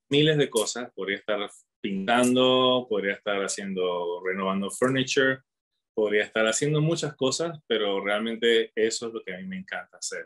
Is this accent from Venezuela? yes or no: yes; Caracas, Capital District, Venezuela; moved away as an adult; also born or lived in Utah, United States / Provo, Utah, United States; now in Colorado, United States; Soy de Venezuela, de Caracas